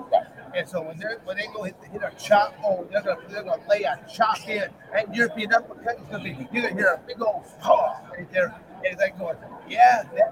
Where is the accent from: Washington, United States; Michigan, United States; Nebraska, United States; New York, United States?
Michigan, United States; also born or lived in Arizona; I'm born and raised in Michigan